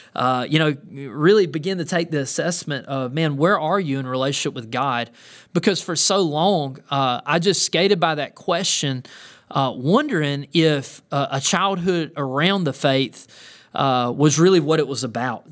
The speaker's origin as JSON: {"language": "English", "region": "the South", "country": "United States", "tie": "born or raised there", "said": "growing up in the South"}